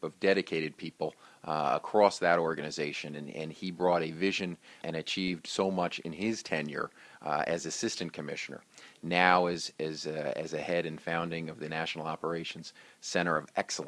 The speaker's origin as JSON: {"language": "English", "region": "New Jersey", "country": "United States", "tie": "born or raised there", "said": "I was a mayor of my hometown. I was a council president of my hometown"}